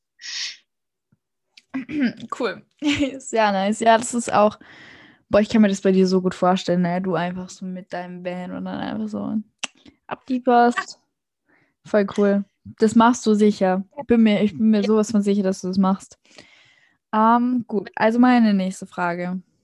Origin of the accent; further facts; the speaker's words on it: Austria; ich komme aus Österreich